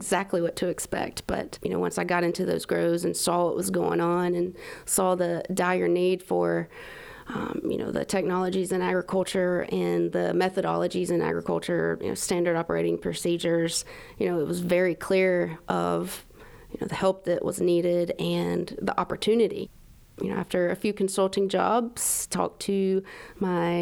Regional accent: South Carolina, United States; also born or lived in Georgia; I grew up in South Carolina, basically in the middle of nowhere

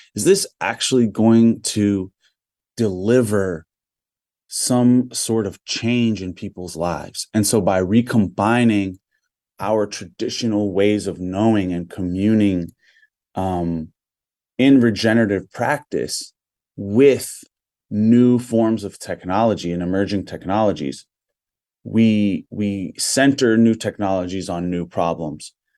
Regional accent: Big Island of Hawaii, United States; I'm Kanakamale native Hawaiian from the Big Island of Hawaii

